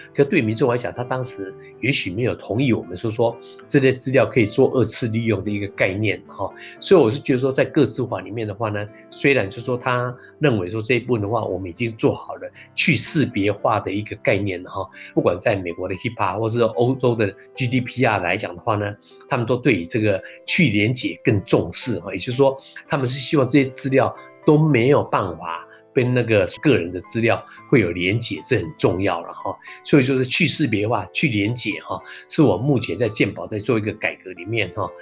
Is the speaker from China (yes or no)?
no; Taiwan; 我们台湾人